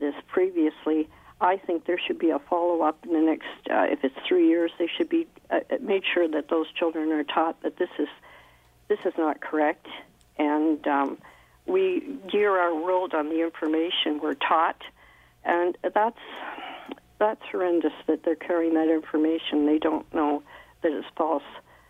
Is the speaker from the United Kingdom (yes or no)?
no; Canada; As a Canadian